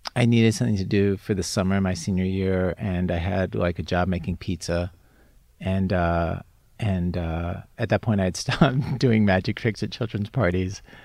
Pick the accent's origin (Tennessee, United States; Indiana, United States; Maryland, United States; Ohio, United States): Maryland, United States; Baltimore; I'm from suburban Baltimore